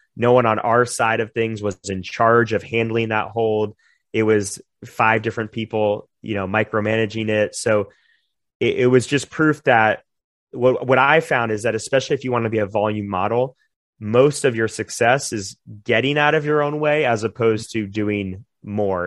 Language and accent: English; Jupiter, Florida, United States; moved away as an adult; in our hometown where we gr-, where I grew up in Jupiter